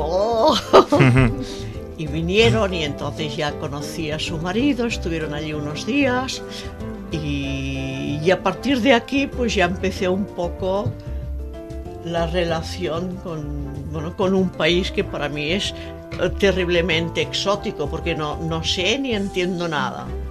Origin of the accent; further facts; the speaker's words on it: Vilanova i la Geltrú, Catalonia, Spain; also born or lived in Barcelona / Lausanne, Switzerland; nací en Barcelona, cerca del mar, a unos 50 kilómetros de la capital, en Vilanova y la Geltrú